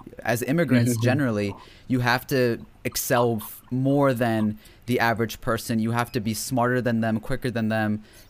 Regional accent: United States; obviously we grew up in America

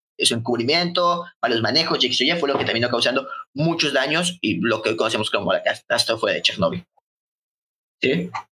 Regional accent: Mexico; somos nosotros de México

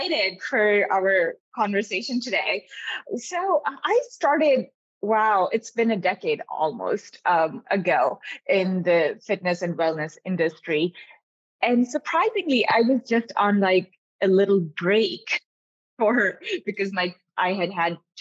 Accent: Pakistan; also born or lived in Davis, California, United States; now in United States; I grew up in Pakistan. I was born here when my dad was getting his PhD in genetics

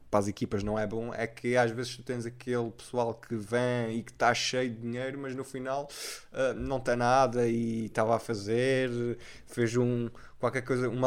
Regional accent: Azores, Portugal; a minha terra é os Açores

